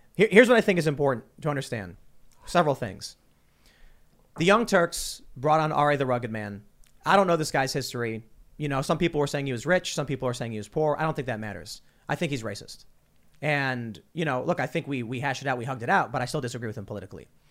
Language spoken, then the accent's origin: English; Chicago, Illinois, United States; moved away; I'm actually from Chicago